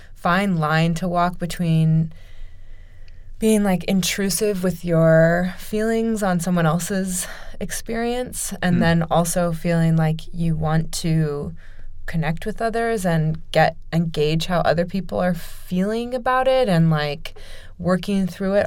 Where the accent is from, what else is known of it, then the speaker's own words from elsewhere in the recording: Omaha, Nebraska, United States; I grew up in Omaha